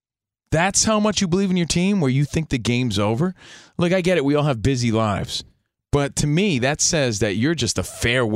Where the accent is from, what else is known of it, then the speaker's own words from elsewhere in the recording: East Coast, United States; now in Los Angeles, United States; We're from the East Coast. We're out here in L.A. Grew up a Yankees fan.